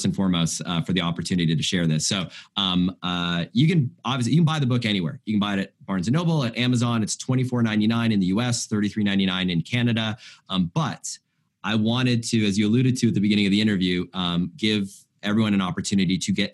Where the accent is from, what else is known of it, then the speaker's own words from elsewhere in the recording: United States; as an American